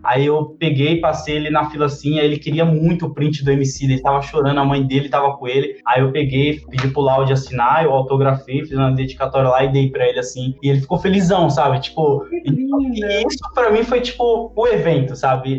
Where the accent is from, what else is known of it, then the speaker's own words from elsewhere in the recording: São Paulo, Brazil; eu sou lá da favela da cidade Tiradentes, sou lá da cidade Tiradentes